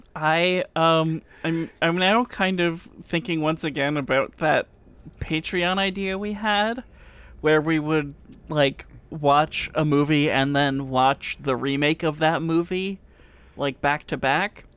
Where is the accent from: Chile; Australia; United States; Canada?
Canada; It's part of being Canadian